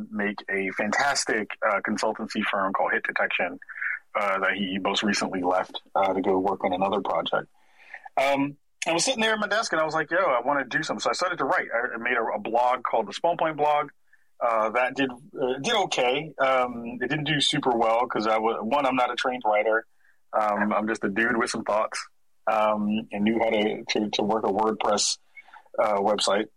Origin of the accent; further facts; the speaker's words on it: New York City, New York, United States; moved away as an adult; now in Portland, United States; I'm from the Bronx originally. Was born and raised in New York